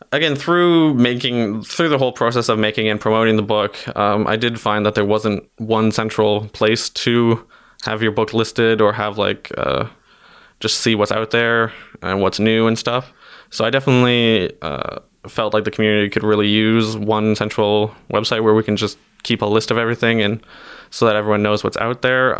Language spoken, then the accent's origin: English; Timmins, Ontario, Canada; I'm from Timmins, Ontario, which is, uh, very northern Ontario